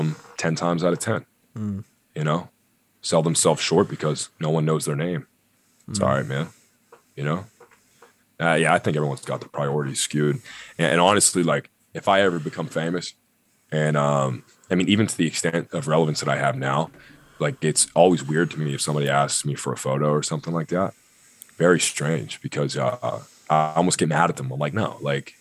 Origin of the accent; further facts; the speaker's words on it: Pittsburgh, Pennsylvania, United States; I'm from Pittsburgh